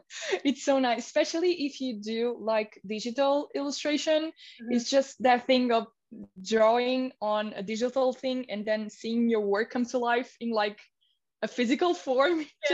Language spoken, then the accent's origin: English; India; moved away; because I came from India and I started my Instagram page